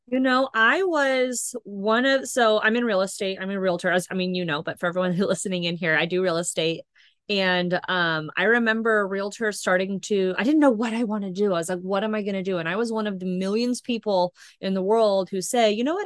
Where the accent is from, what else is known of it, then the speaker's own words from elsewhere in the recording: Northern California, United States; moved away as an adult; also born or lived in Rocklin, California; now in Long Beach, United States; I'm actually from Northern California